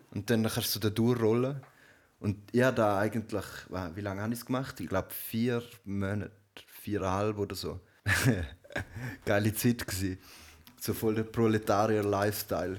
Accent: Switzerland; bei uns in der Schweiz

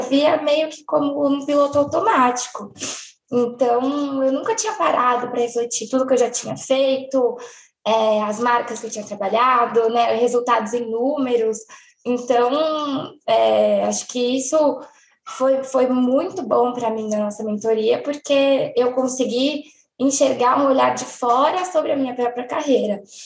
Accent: São Paulo, Brazil; eu tenho 29 anos, e eu sou de São Paulo.

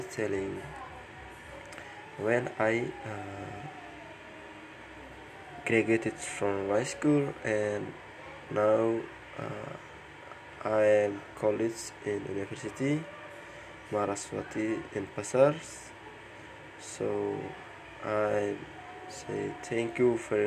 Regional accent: Flores, East Nusa Tenggara, Indonesia; English is a second language; now in Denpasar, Indonesia; I was born in Flores, special in Lenteng

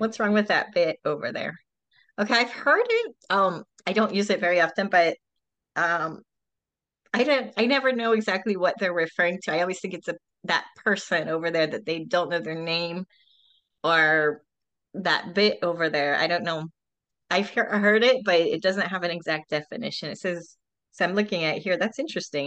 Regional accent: Pennsylvania, United States; moved away as an adult; now in Florida, United States; I'm actually from Pennsylvania originally

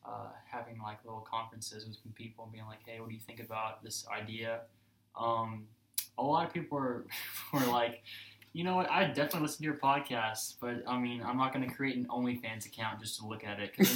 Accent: Alabama, United States; I grew up in Alabama.

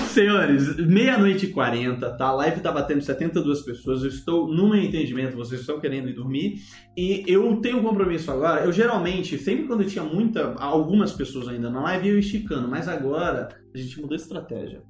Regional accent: Brazil; also born or lived in United States

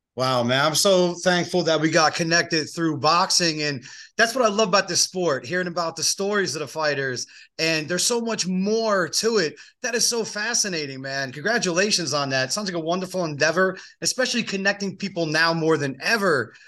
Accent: East Coast, United States; moved away; I grew up on the East Coast, so that's just me. That's the uh, that's the East Coaster in me

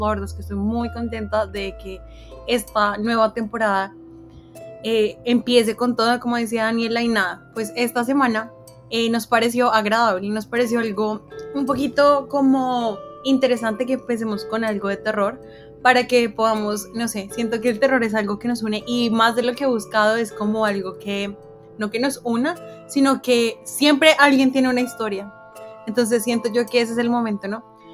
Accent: Colombia; nosotros como colombianos

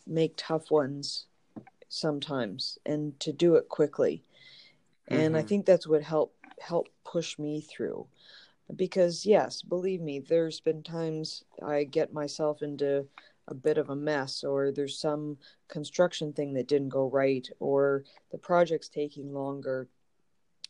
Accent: Canada; moved away as an adult; now in Los Angeles, United States; I was born and raised in Canada, and I moved about 12 years ago.

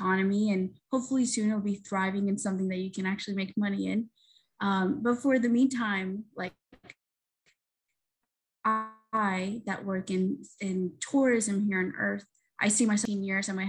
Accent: Colombia; moved away; I've been interested in space since I was very young, but in my home country of Colombia, we don't have a space program.

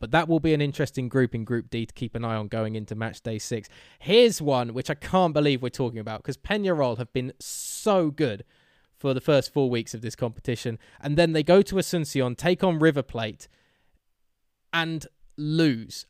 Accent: England, United Kingdom; we're English

